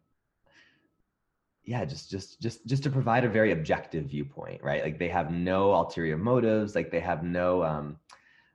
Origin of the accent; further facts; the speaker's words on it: Midwest, United States; now in Los Angeles, United States; I'm from the Midwest